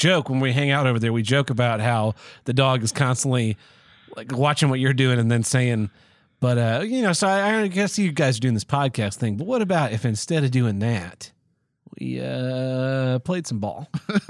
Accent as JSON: {"language": "English", "region": "Minnesota", "country": "United States", "said": "Oh, well, you know, I'm from Minnesota"}